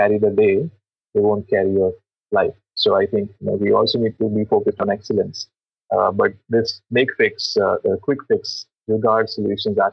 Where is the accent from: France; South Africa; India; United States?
India; as Indian developers